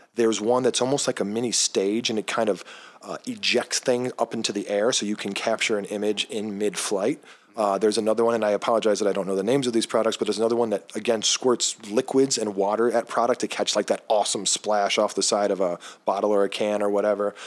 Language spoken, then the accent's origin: English; Cincinnati, Ohio, United States; my hometown